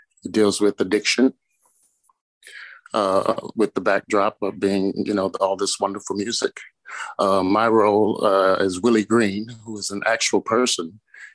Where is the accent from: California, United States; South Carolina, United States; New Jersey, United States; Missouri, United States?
Missouri, United States; St. Louis; moved away as an adult; also born or lived in Chicago; I'm from St. Louis, Missouri